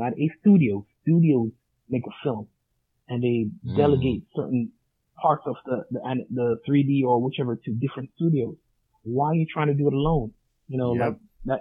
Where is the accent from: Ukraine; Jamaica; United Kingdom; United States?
Jamaica; I'm Jamaican as well.